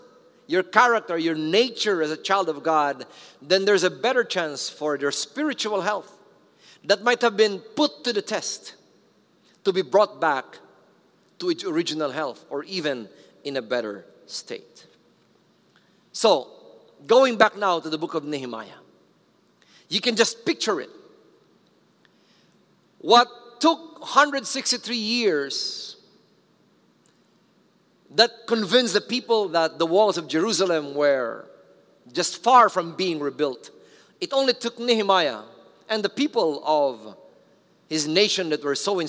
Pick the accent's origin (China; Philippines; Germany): Philippines